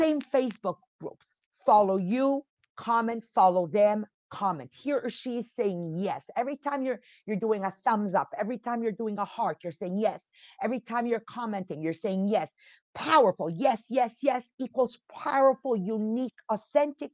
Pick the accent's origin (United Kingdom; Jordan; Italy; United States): Italy; moved away; I'm from Italy. You're born there. I'm born in Italy.